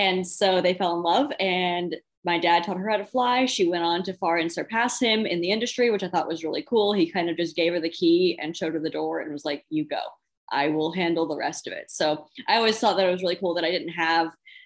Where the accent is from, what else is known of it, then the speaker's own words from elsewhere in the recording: Phoenix, Arizona, United States; moved away as an adult; now in Virginia, United States; I was born and raised in Phoenix, Arizona